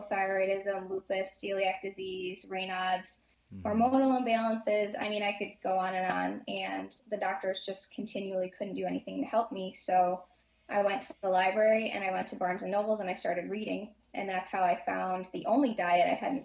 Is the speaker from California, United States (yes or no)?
no; Syracuse, New York, United States; born and raised in Syracuse, New York